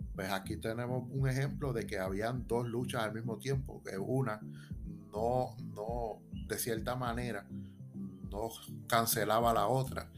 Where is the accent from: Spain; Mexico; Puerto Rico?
Puerto Rico; como puertorriqueños